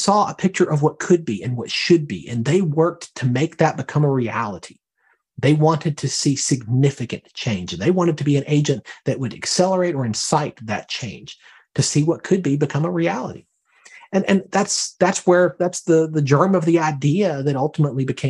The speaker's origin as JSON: {"language": "English", "town": "Birmingham", "region": "Alabama", "country": "United States", "moved": "yes", "lives_now": "Herndon, Virginia, United States", "said": "I'm from Alabama originally, from Birmingham."}